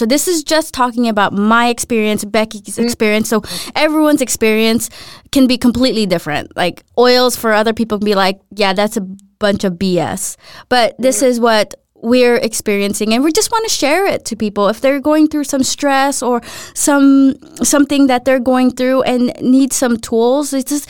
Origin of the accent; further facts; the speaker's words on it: Philippines; or not grew up in the Philippines, but I'm from the Philippines, so coconut oil is like essential there.